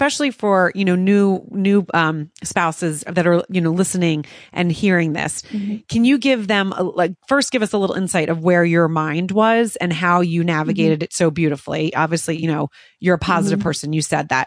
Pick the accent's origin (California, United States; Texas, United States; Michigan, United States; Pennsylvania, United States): Pennsylvania, United States; Morristown; I grew up right outside of Philadelphia in Morristown.